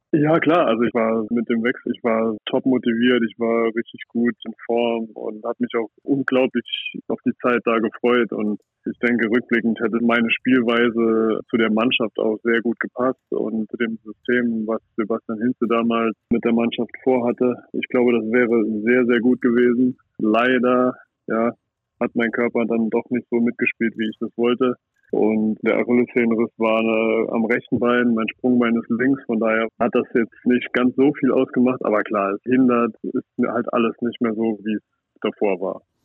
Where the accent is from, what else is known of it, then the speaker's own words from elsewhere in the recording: Saarland, Germany; ich komme aus Salui, aus dem Saarland und ich habe da das Handballspielen gelernt